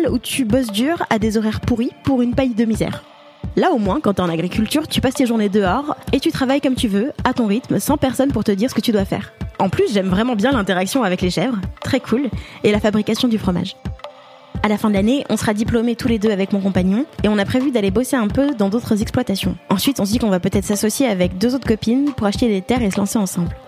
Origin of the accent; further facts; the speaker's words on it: Paris, Île-de-France, France; Je suis née à Paris et j'y ai grandi.